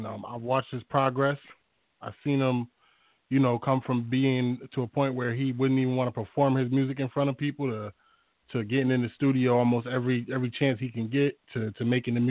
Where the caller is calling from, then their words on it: Springfield, Massachusetts, United States; I'm calling from Massachusetts, Springfield, Massachusetts